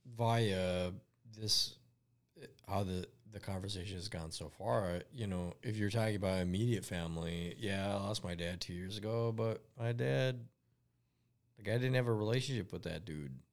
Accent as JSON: {"language": "English", "country": "United States", "tie": "born or raised there", "said": "I'm an American-born Lebanese boy"}